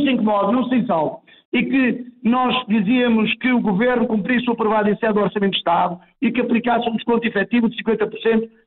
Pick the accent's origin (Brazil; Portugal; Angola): Portugal; Chaves, Vila Real District; Eu sou de Chaves